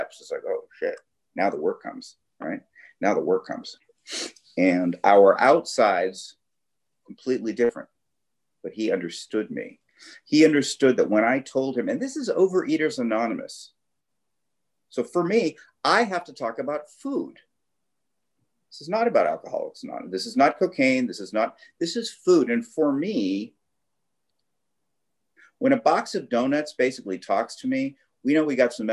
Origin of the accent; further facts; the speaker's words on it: Los Angeles, California, United States; I grew up in the Valley, in the San Fernando Valley